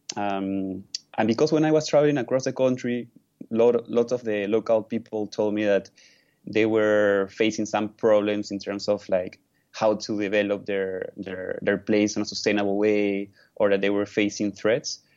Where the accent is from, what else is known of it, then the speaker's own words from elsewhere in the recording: Lima, Peru; I was born in, in one of the in the largest city of Peru, mm-hmm. which is Lima